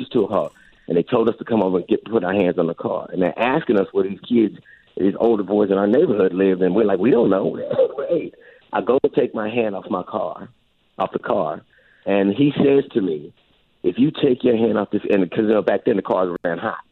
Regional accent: Los Angeles, California, United States; I grew up in Los Angeles

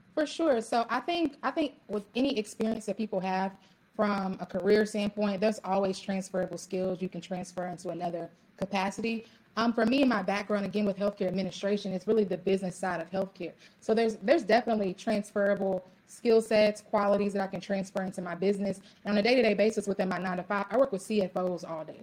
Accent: Louisville, Kentucky, United States; also born or lived in Ohio; now in Dallas, United States; I'm actually originally from Louisville, Kentucky.

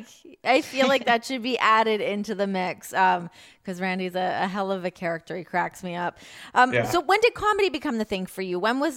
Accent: Toronto, Ontario, Canada; I'm from Toronto.

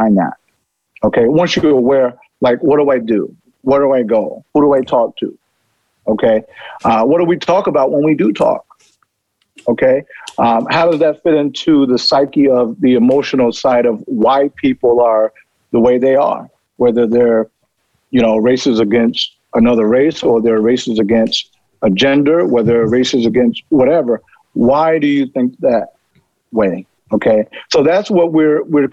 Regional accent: Chicago, Illinois, United States; I'm from Chicago

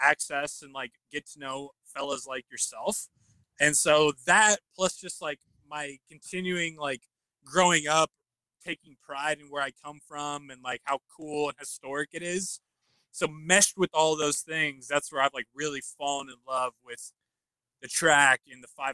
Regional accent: Indianapolis, Indiana, United States; I've grown up in Indianapolis my whole life, native, right? So when you're born and raised in Indianapolis

